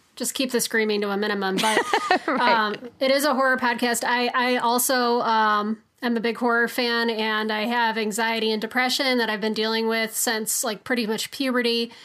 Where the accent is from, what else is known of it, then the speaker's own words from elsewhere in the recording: Chicago, Illinois, United States; I'm from Chicago